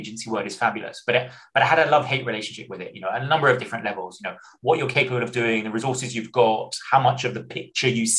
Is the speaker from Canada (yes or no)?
no; United Kingdom; moved away as an adult; I wasn't born in the UK, but I grew up in the UK. I am very, very British from about 2 months until about 18, 19, when I had a strange decision to go and study abroad.